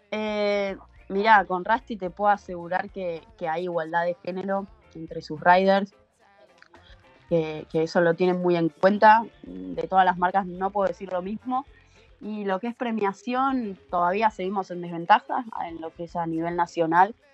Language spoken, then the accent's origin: Spanish; Argentina; Pero también, ojo, tampoco se crean que es, tan fácil caer como argentinos en patota.